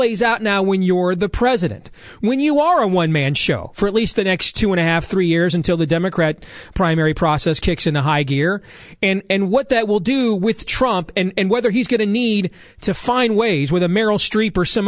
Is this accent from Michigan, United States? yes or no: yes; Grand Rapids, Michigan, United States; When I was a kid growing up in Grand Rapids, Michigan